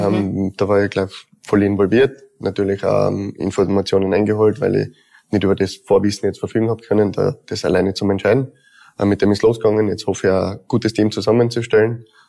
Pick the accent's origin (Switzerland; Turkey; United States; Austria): Austria; Tyrol; Zweites Zuhause bin ja eigentlich aus Tirol.